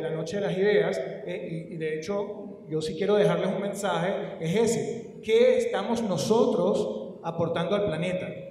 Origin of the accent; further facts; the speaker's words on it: Guayana, Venezuela; yo vengo de Guayana